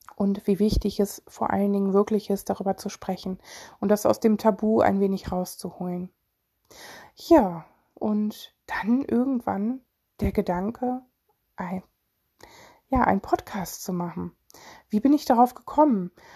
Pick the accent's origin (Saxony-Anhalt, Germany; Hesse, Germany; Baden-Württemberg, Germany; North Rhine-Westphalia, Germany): North Rhine-Westphalia, Germany; Solingen; ich komme aus Solingen